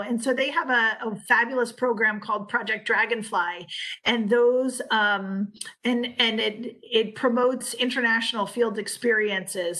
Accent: United States; being American

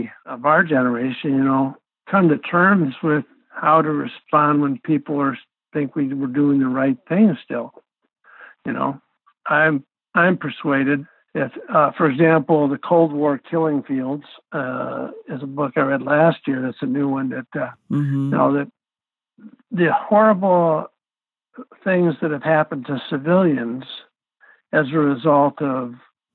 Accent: United States; I'm not ashamed of being American

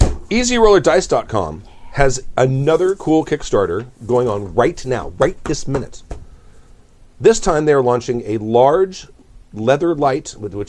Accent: Long Beach, California, United States; having been born and raised in Long Beach, that's not Compton. They're two separate cities.

